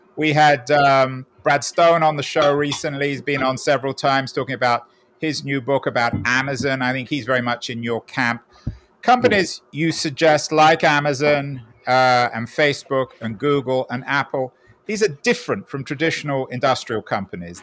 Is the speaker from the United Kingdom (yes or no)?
yes; London, United Kingdom; now in San Francisco, United States; I'm from a very different place, Golders Green in North London